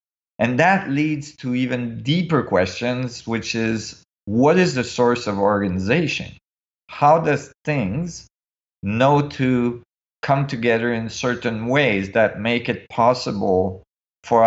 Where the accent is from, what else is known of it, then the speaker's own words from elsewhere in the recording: Canada; also born or lived in Switzerland; I was in Canada